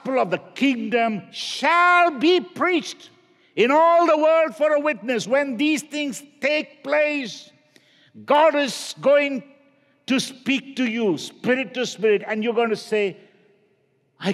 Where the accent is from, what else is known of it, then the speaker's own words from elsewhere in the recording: India; now in United States; I grew up in India